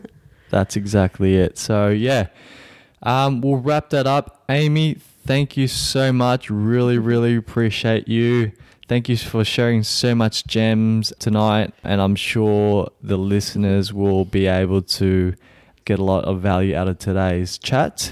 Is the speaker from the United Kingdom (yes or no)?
no; Vietnam; moved away; my home country of Vietnam